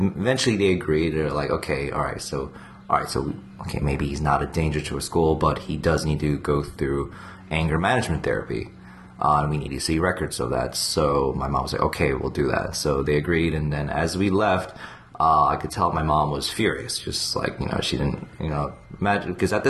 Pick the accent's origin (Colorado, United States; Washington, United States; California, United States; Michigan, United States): Michigan, United States; Ann Arbor; also born or lived in San Francisco / New York / Korea / Virginia; I mean, I was born near San Francisco, then New York, then Ann Arbor, Michigan for 8 years, then Korea for 4 years, and Virginia, then...